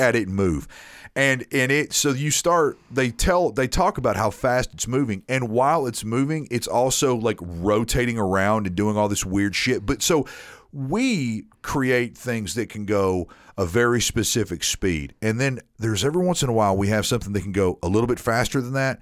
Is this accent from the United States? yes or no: yes; Nashville, Tennessee, United States; born or raised there